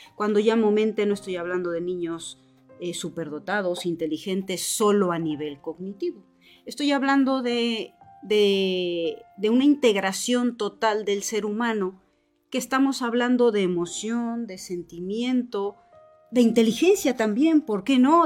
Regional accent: Morelos, Mexico; moved away as an adult; now in Bilbao, Spain; Yo soy mexicana, soy morelense, He estudiado en la Universidad Autónoma del Estado de Morelos

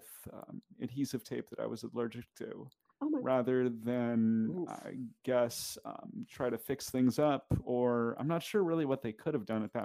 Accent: Kitsap area, Washington, United States; where I grew up in the Kitsap area, it is a pretty heavily military area.

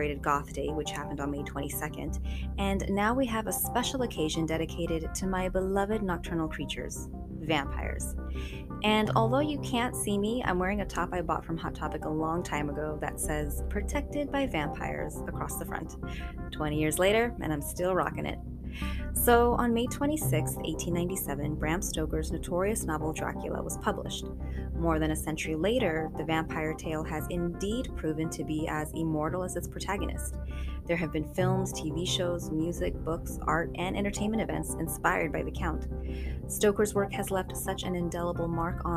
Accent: Long Beach, California, United States; my hometown of Long Beach, California

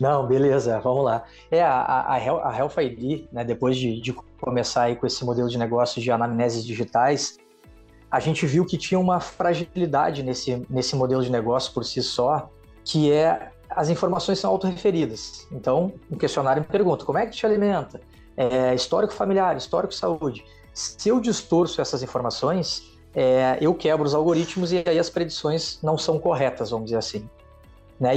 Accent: Rio Grande do Sul, Brazil; now in Rio de Janeiro, Brazil; Eu sou gaúcho

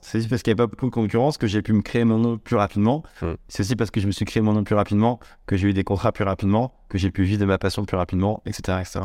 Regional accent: Saint-Étienne, Auvergne-Rhône-Alpes, France; j'ai grandi vers Saint-Étienne

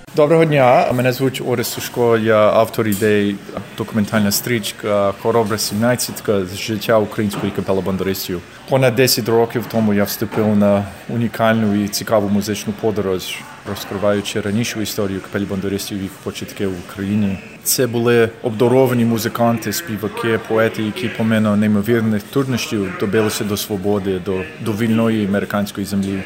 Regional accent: Canada; Я тут народився. Я народився в Канаді.

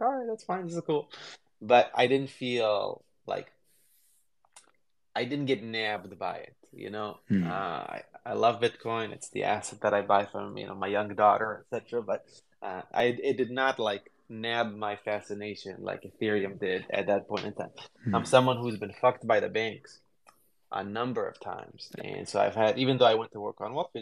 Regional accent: Jerusalem, Jerusalem District, Israel; moved away as an adult; also born or lived in Berkeley, California; now in United States; I grew up in Israel, where it does definitely have like a high tech culture, but I grew up in a shitty neighborhood in a small part of Jerusalem

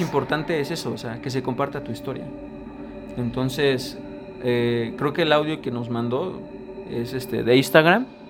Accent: Mexico; Somos mexicanos

